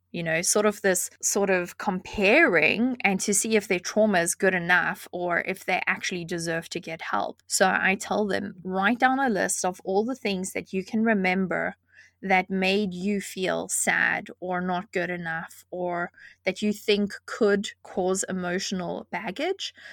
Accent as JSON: {"language": "English", "country": "South Africa", "tie": "born or raised there", "moved": "yes", "said": "I grew up in South Africa"}